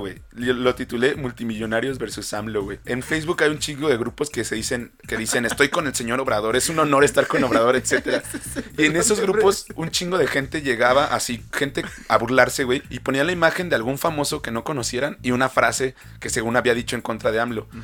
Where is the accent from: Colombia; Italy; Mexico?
Mexico